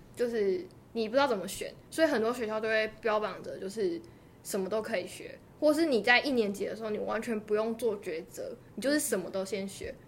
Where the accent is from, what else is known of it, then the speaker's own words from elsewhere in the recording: Taitung County, Taiwan; 我都是台东人